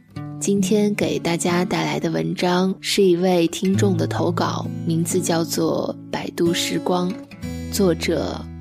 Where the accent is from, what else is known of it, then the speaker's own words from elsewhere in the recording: Sichuan, China; accent: Sichuanese Mandarin; 直到我离开的那一天，我仍旧还是只能用我尴尬的川普交流。我说：“这是我家乡的味道，唯一一个我怎么改都改不掉的发音习惯，虽不标准。”